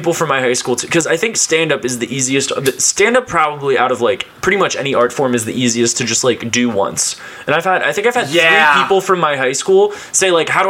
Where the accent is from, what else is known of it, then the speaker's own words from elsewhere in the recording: Cincinnati, Ohio, United States; I grew up in Cincinnati, went to Ohio State, work now as a, actually, I work as a radio producer in marketing and that sort of thing.